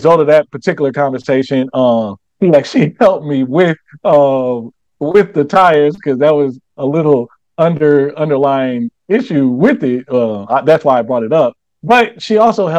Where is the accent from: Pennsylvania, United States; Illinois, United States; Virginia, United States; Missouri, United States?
Missouri, United States; St. Louis; now in Charlotte, United States; I come from St. Louis, but I I live in Charlotte now